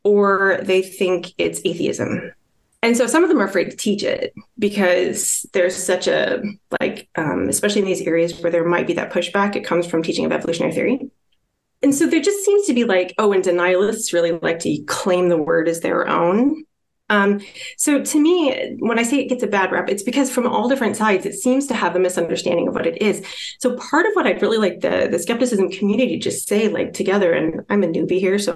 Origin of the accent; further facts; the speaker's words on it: Iowa, United States; moved away as an adult; now in West Coast, United States; I actually grew up in this little town in Iowa